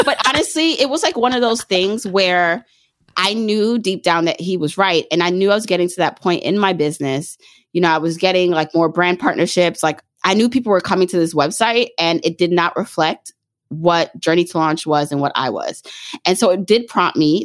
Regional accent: Jamaica; moved away; I was born in Jamaica, the island

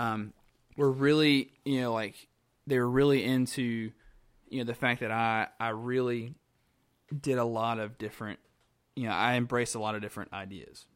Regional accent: Graham, North Carolina, United States; born and raised in Graham, North Carolina

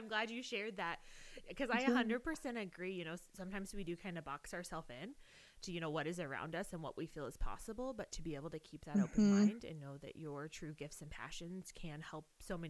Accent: Illinois, United States; now in North Dakota, United States; I grew up in Illinois in the country. And so it was rural.

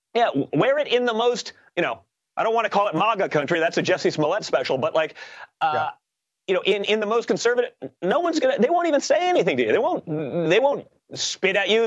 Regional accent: New York, United States; we are from New York.

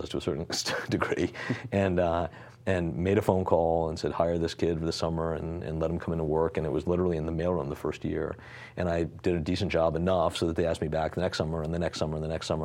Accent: Greenwich, Connecticut, United States; I grew up in Connecticut

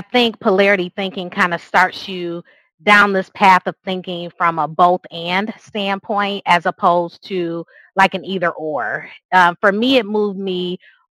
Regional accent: Grand Rapids, Michigan, United States; So it is my hometown. So obviously there's some nostalgia there with growing up

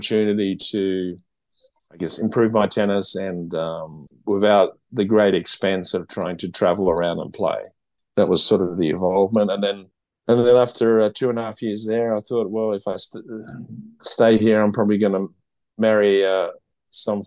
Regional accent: Port Noarlunga, South Australia, Australia; I'm from the southern Fleurieu area. So I grew up in Port Nolunga

